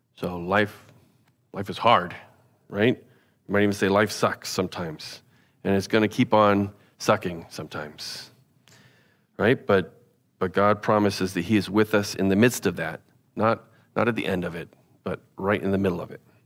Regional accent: United States; as an American

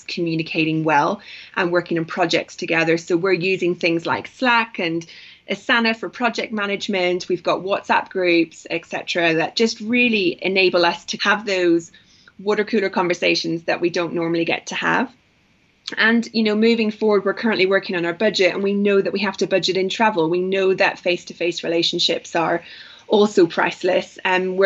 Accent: Northern Ireland, United Kingdom; also born or lived in London; now in Nairobi, Kenya; I'm from Northern Ireland

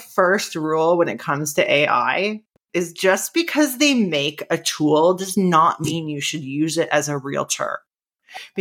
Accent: Niagara Falls, Ontario, Canada; we moved back to Niagara Falls, which is my hometown

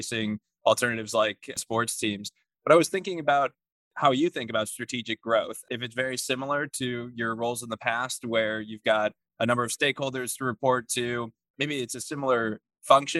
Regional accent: Michigan, United States; my hometown in Michigan

